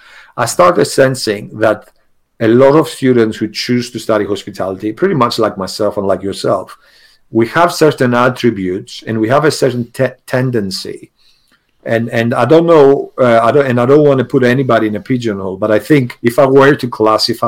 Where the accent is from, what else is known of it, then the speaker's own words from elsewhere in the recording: Greece; English is a second language; also born or lived in England; now in United Kingdom; I hold a British passport, but actually I'm Greek.